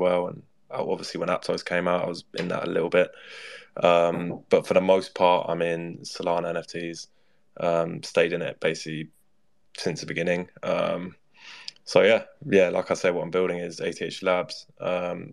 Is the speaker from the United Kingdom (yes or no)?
yes; London, United Kingdom; I'm 19 years old. I'm from London